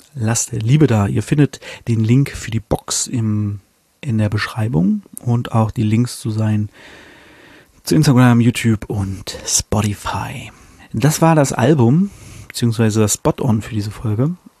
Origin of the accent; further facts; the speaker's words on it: Germany; als Deutscher, der kein Polnisch kann